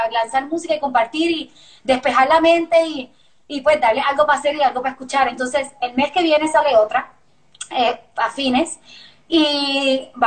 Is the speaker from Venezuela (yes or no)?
no; Puerto Rico; accent: Puerto Rican; No, pues mi familia me pelea de que ya, no tengo acento puertorriqueño.